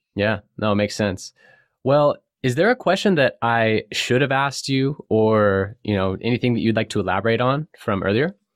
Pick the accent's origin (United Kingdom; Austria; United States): United States; California; I grew up in California, a surfer